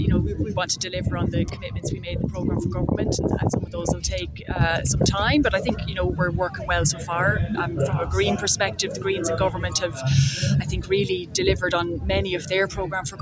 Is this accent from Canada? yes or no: no; County Mayo, Connacht, Ireland; now in County Offaly, Ireland; I'm from County Mayo originally and I live in Offaly